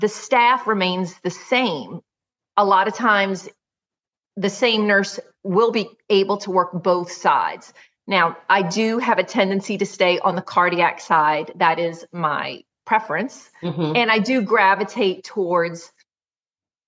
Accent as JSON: {"language": "English", "town": "Metairie", "region": "Louisiana", "country": "United States", "tie": "born or raised there", "also_born_or_lived": "Northshore (across Lake Pontchartrain), Louisiana", "said": "I am originally a Metairie girl."}